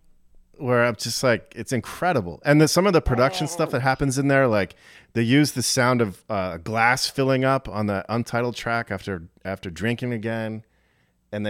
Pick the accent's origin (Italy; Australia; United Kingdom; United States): United States; Ellicott City, Maryland; now in Philadelphia, United States; I grew up in Maryland, right outside of Baltimore, actually.